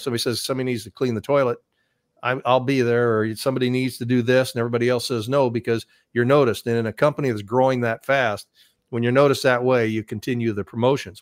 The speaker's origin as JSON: {"language": "English", "region": "Iowa", "country": "United States", "tie": "born or raised there", "said": "doing a live show from my hometown via satellite, and no one had ever done a satellite uplink from our ho-, little state in Iowa"}